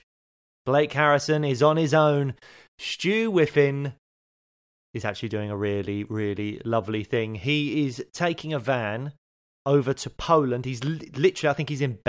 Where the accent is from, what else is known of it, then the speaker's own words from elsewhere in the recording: London, United Kingdom; I grew up in Peckham in Southeast London